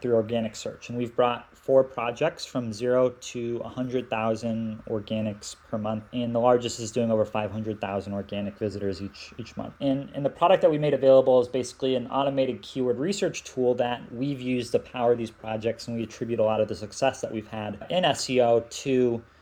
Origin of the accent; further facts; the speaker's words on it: Seattle, Washington, United States; moved away as an adult; also born or lived in Belgrade, Serbia; now in Thailand; I'm originally from Seattle, which means I just, you know, grew up in one of the tech capitals.